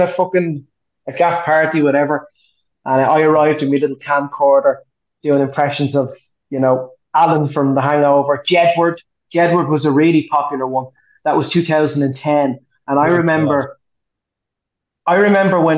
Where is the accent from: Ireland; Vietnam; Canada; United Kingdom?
Ireland; Portmarnock, Leinster; So I'm from Port Marnock, and Tumangos is our local.